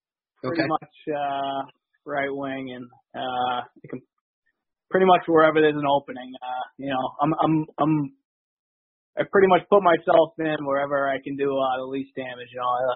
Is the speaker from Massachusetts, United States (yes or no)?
yes; Boston, Massachusetts, United States; I grew up in High Park.